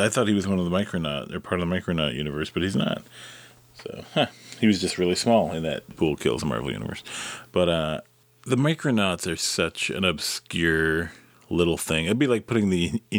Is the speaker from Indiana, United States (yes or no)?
no; Detroit, Michigan, United States; I grew up in Detroit